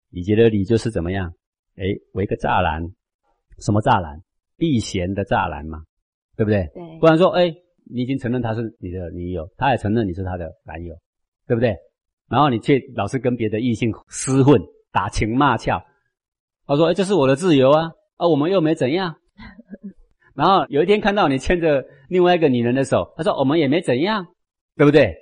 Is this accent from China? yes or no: no; Taiwan; 我是台湾土生土长的人